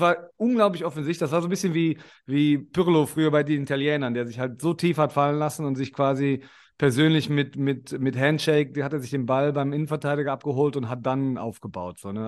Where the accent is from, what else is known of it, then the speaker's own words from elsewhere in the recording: Germany; moved away; also born or lived in Australia; als Deutsche